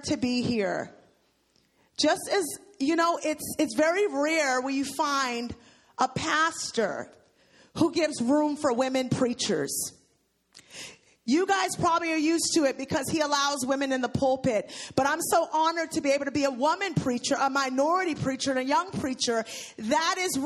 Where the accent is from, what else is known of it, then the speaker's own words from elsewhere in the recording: New York City, New York, United States; growing up in New York City during the drug wave